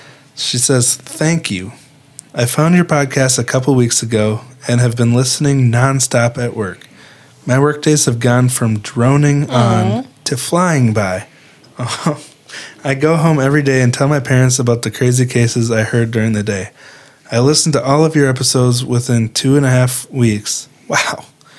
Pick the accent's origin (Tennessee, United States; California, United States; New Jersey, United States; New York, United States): New York, United States; Bay Shore; born there; I was born in Bayshore, New York, a couple years after this happened.